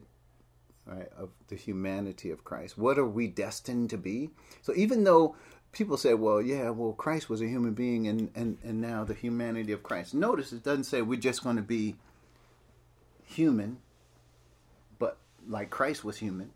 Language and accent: English; Piscataway, New Jersey, United States; moved away; I was from Piscataway, New Jersey.